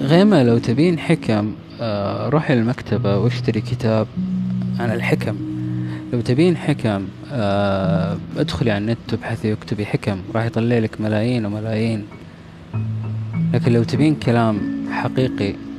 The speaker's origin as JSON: {"language": "Arabic", "country": "Saudi Arabia", "said": "إحنا سعوديين"}